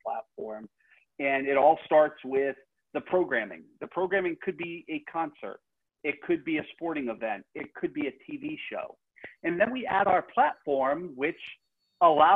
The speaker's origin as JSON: {"language": "English", "region": "Rhode Island", "country": "United States", "tie": "born or raised there", "said": "I grew up in Rhode Island, so I'm a Red Sox fan."}